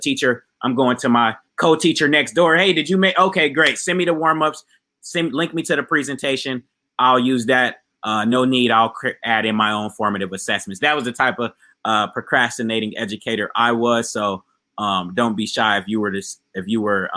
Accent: Ohio, United States; now in South Florida, United States; I'm actually in my home state of Ohio right now

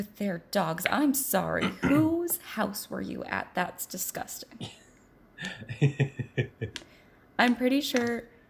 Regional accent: California, United States; And I'd be like, California.

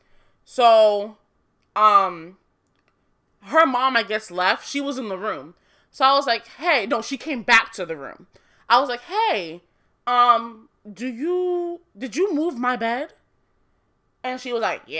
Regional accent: Nigeria; I'm Nigerian. Proud of it. My mom is also Nigerian

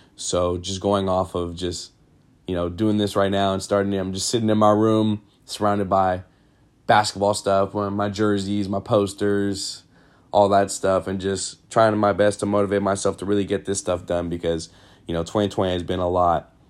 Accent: Sacramento, California, United States; born and raised in Sacramento, California

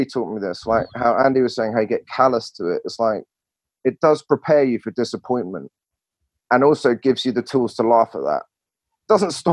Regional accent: England, United Kingdom; accent: English; moved away as an adult; also born or lived in Barcelona, Spain / Washington, DC, United States; wasn't allowed to use my language skills like humor, sarcasm, nuance, all of that sort of stuff in the way that I used to in England

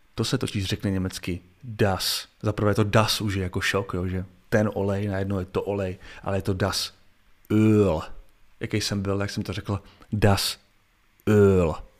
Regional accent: Czechia; jako Čech

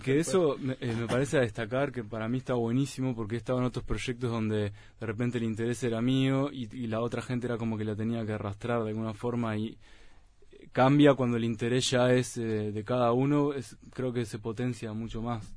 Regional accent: Uruguay; nosotros como uruguayos

